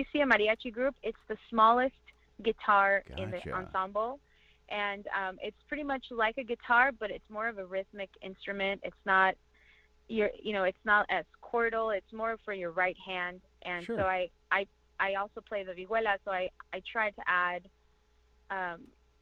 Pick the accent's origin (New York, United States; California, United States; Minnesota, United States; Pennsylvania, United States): California, United States; Orange County; also born or lived in Toluca, Mexico / East Los Angeles; I was born in Toluca, Mexico, and I was raised in California in Orange County, and I currently reside in East Los Angeles.